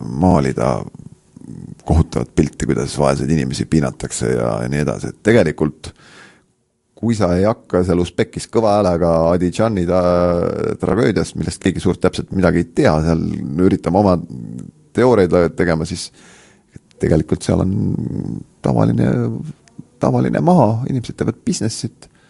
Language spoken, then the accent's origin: Estonian; Estonia; mis siis, et me oleme Eestist ja toetame neid